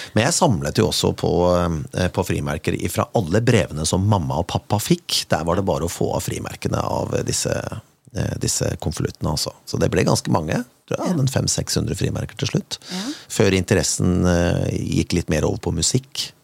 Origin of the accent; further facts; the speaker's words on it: Kongsberg, Buskerud, Norway; min hjemby